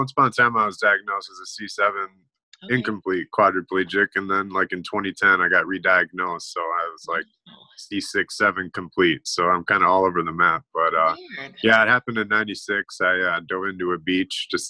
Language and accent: English; Eau Claire, Wisconsin, United States; I'm from Eau Claire, Wisconsin, or I grew up in Eau Claire, Wisconsin